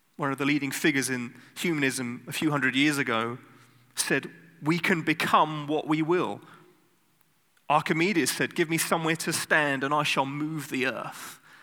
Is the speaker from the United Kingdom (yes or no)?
yes; United Kingdom; now in Netherlands; I'm British